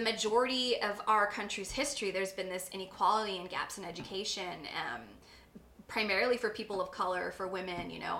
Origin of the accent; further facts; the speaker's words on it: Corpus Christi, Texas, United States; I come from Corpus, I come from a certain part of Corpus, I'm Mexican American